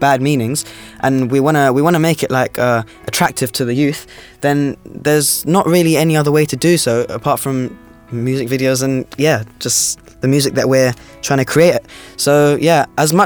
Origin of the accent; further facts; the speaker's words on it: London, United Kingdom; Being brought up in London